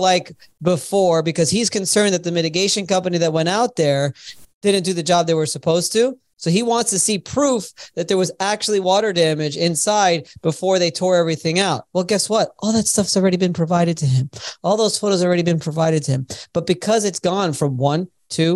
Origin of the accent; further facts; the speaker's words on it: Miami, Florida, United States; I'm from Miami